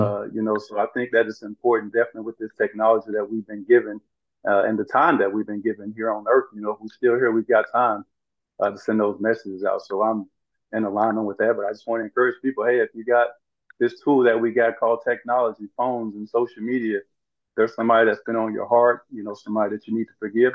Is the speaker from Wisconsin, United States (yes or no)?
no; Brinkley, Arkansas, United States; growing up in where I grew up in Arkansas